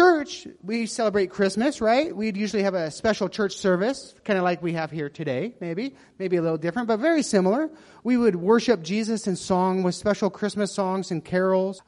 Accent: United States; moved away as an adult; now in Myanmar; as an American family following American traditions

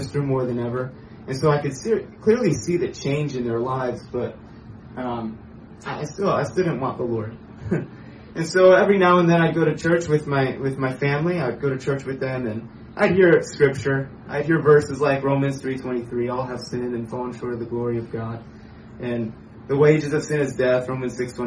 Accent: Pennsylvania, United States; I was born in Pennsylvania, the east side of the United States.

